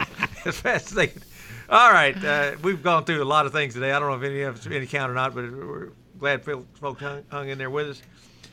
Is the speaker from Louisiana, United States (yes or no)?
no; Louisville, Kentucky, United States; moved away; also born or lived in Middle Tennessee; I'm from the Louisville area